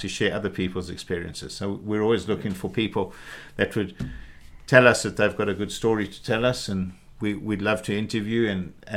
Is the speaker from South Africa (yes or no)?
yes; South Africa; now in United Kingdom; grew up in South Africa